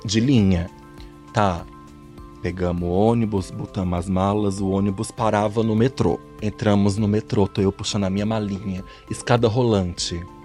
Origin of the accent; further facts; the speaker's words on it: Fortaleza, Ceará, Brazil; now in São Paulo, Brazil; Sou de Fortaleza, minha mãe era de lá